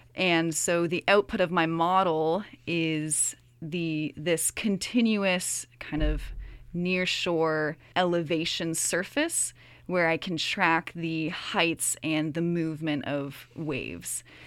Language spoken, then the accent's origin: English; Virginia, United States; moved away as an adult; also born or lived in Toronto, Ontario, Canada; now in Kingston, Canada; when I was three, my whole family moved down to Virginia. So, Virginia is actually where I grew up